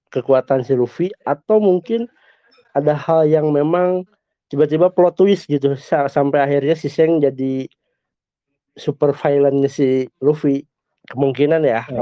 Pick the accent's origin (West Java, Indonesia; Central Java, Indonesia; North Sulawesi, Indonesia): West Java, Indonesia; Bandung; Ya, halo Gan. Saya dari Bandung.